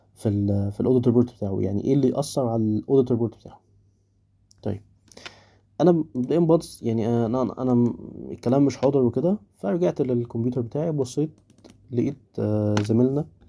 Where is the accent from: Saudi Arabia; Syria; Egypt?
Egypt; عندنا في مصر